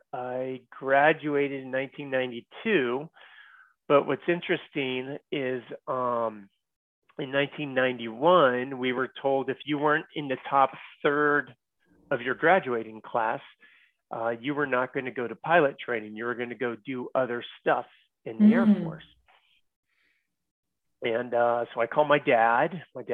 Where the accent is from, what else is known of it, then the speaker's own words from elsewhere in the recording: San Francisco Bay Area, Northern California, United States; So I'm from Northern California, and I have a sister and my two parents. Grew up in the Bay Area, San Francisco Bay Area.